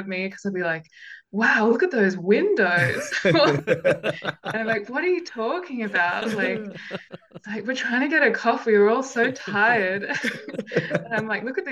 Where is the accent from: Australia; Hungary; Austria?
Australia; Canberra, Australian Capital Territory; I'm from Canberra